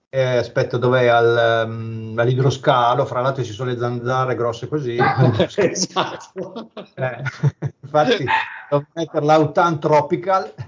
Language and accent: Italian; province of Bologna, Emilia-Romagna, Italy; dalle mie parti c'era un locale a Minerbio, provincia di Bologna